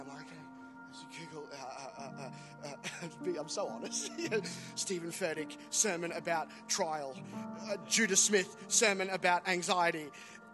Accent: Australia; as an Aussie

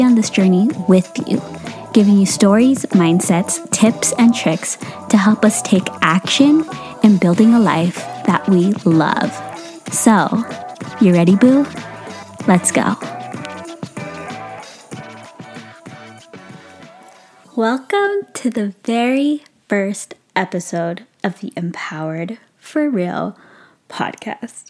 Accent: San Francisco Bay Area, California, United States; I am 23 years old and I'm from the San Francisco Bay Area

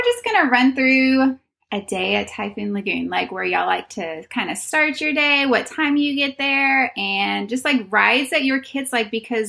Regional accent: Texas, United States; we're from Texas.

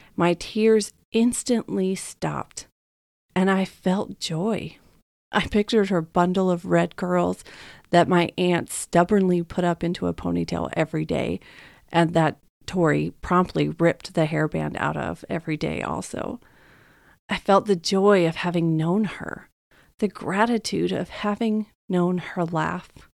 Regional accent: Texas, United States; moved away as an adult; also born or lived in Dallas, Texas; now in California, United States; growing up in Texas

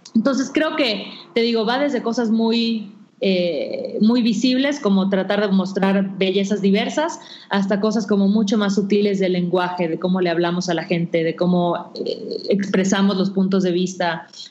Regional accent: Mérida, Yucatán, Mexico; moved away as an adult; now in Mexico City, Mexico; me mudé a la Ciudad de México, porque yo soy de Mérida

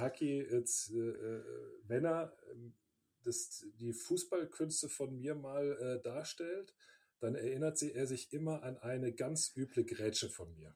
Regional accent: Bonn, North Rhine-Westphalia, Germany; moved away as an adult; also born or lived in Cologne; now in Munich, Germany; ich bin aber in Bonn geboren

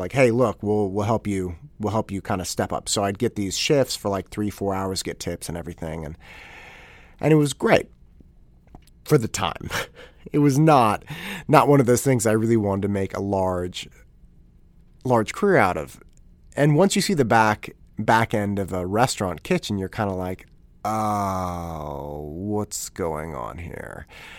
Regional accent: Concord, United States; I had a paper route as I was growing up in Concord, and I had the paper route from the beginning of, or kind of middle of eighth grade until right around the end of my senior year in high school.

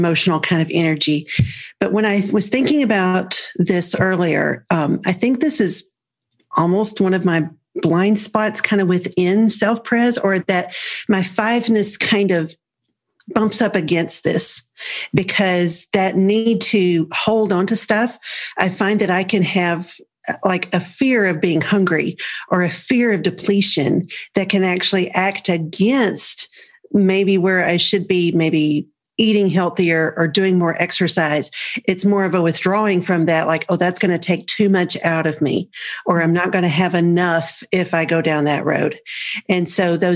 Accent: Rome, Georgia, United States; I'm from Rome, Georgia

